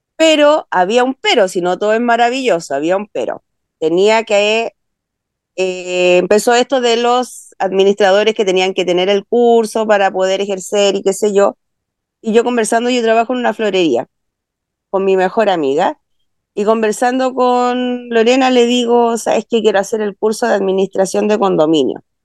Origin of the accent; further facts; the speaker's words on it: Valparaíso, Chile; also born or lived in Santiago; yo soy de Valparaíso, vivo acá hace 25 años. Yo nací en Santiago, pero me vine a Valparaíso hace 25 años